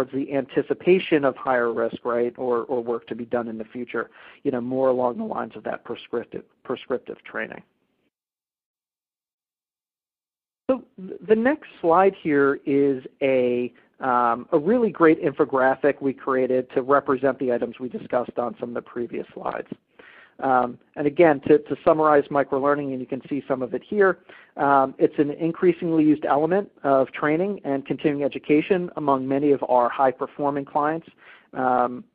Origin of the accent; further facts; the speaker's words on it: Virginia Beach, Virginia, United States; my hometown of Virginia Beach